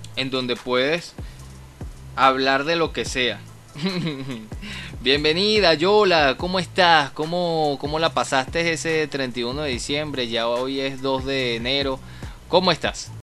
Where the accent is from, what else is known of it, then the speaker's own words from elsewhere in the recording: Caracas, Capital District, Venezuela; todos somos de Caracas